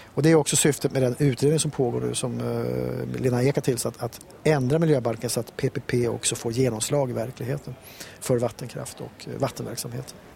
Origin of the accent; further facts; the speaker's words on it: Stockholm, Stockholm County, Sweden; moved away as an adult; now in Näsåker, Sweden; jag är själv stockholmare